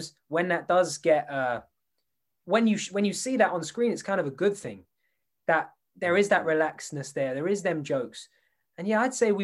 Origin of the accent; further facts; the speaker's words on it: England, United Kingdom; I grew up in England